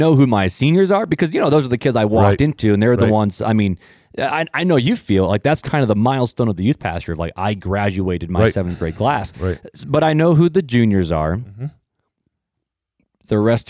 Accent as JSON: {"language": "English", "town": "Hammond", "region": "Indiana", "country": "United States", "tie": "born or raised there", "also_born_or_lived": "Highland, Indiana", "said": "I'm originally from Northwest Indiana, from the armpit."}